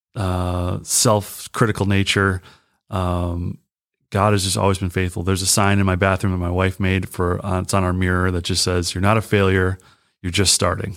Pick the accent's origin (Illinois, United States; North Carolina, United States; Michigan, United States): Michigan, United States; also born or lived in Pennsylvania; I was raised in Michigan